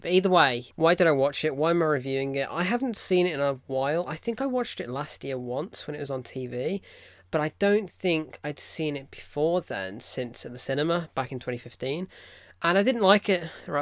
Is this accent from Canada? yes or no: no; United Kingdom; I'm British